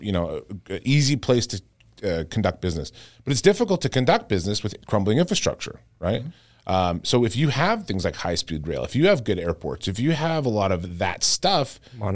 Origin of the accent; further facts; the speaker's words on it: Regina, Saskatchewan, Canada; moved away; I grew up in Regina, Saskatchewan